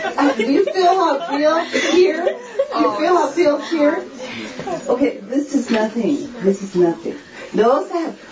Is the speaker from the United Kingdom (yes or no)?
no; Japan; My whole family went because I grew up in Japan.